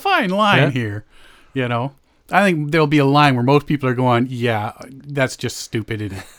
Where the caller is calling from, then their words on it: Timmins, Ontario, Canada; Hello, I'm calling from Timmins.